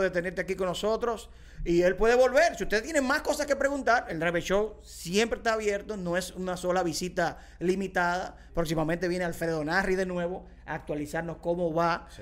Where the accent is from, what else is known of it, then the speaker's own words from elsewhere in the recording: Dominican Republic; soy dominicano